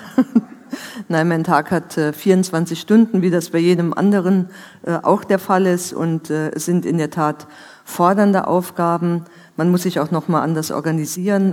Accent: Saarland, Germany; wir im Moment drei Saarländer sind, äh, die im Kabinett zusammen sind

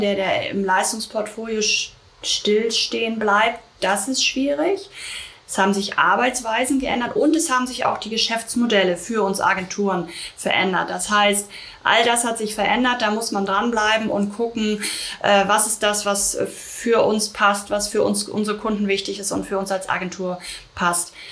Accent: Germany; also born or lived in London; bei uns in Deutschland

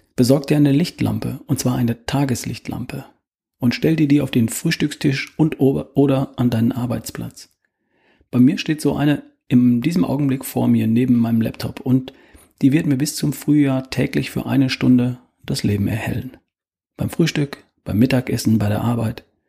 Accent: Germany; bei uns in Deutschland

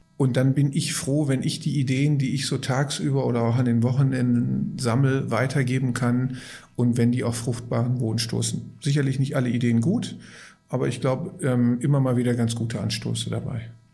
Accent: Gelsenkirchen, North Rhine-Westphalia, Germany; Ich komme aus, gebürtig aus Gelsenkirchen. Und ich vergleiche das immer damit, dass auf der Straße, auf der ich groß geworden bin, da gab es sieben Pommesbuden

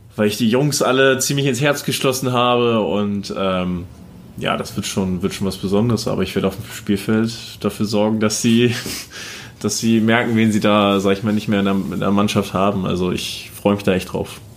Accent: Buxtehude, Lower Saxony, Germany; also born or lived in Kiel; now in Erlangen, Germany; ich bin ja in Buxtehude aufgewachsen

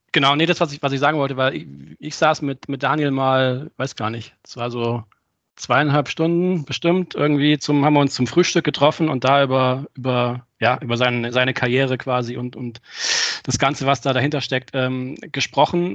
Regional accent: Friedrichshafen, Baden-Württemberg, Germany; hier bei mir in, in Friedrichshafen, wo ich geboren bin

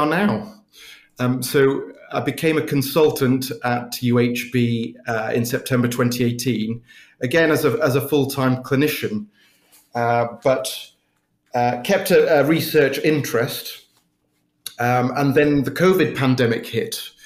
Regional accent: Birmingham, West Midlands, United Kingdom; also born or lived in Oxford; I was born and bred in Birmingham, and I grew up in Handsworth, which is one of our inner city suburbs here in Birmingham

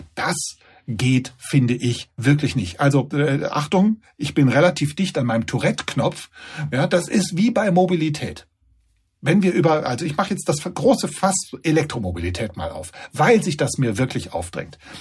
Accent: Germany; bei uns in Deutschland

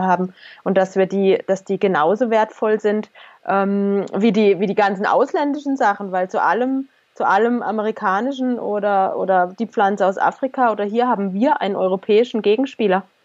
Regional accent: Germany; wir sind halt Deutsche, wir sind sozusagen in unserem Land geboren

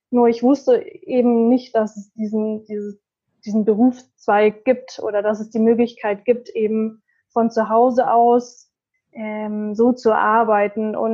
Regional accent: Munich, Bavaria, Germany; ich bin 26 Jahre alt. Mm, ich komme aus München

